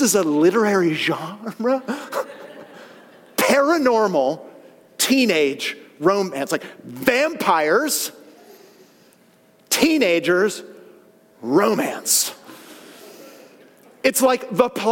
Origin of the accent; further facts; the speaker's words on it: San Francisco Bay Area, California, United States; I grew up with in the San Francisco Bay Area